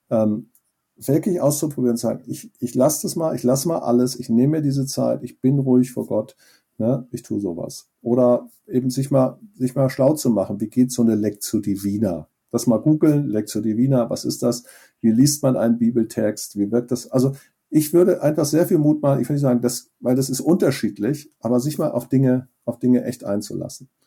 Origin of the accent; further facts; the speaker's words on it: Schleswig-Holstein, Germany; was ist eigentlich meine Heimat, in dem Fall in Nordfriesland, da bin ich aufgewachsen, deswegen war das für mich so ansprechend.